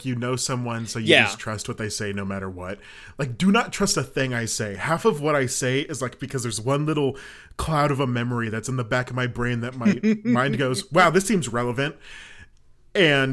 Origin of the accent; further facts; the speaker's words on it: Colorado, United States; I'm from Colorado